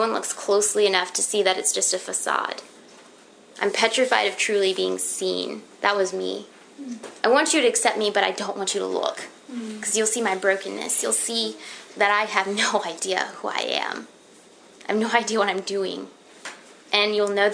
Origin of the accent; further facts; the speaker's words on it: Florida, United States; I'm from Florida